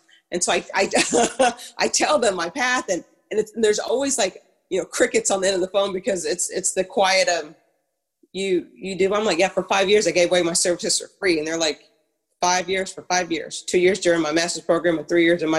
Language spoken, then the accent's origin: English; Ghana; also born or lived in Harrisonburg, Virginia; now in United States; I'm originally from Ghana